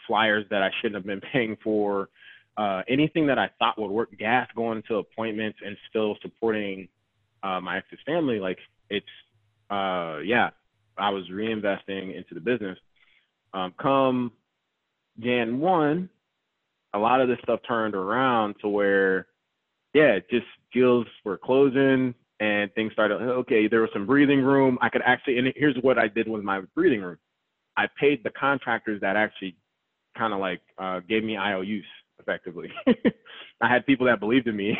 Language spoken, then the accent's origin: English; Georgia, United States; also born or lived in Raleigh, North Carolina; now in North Carolina, United States; I'm from Georgia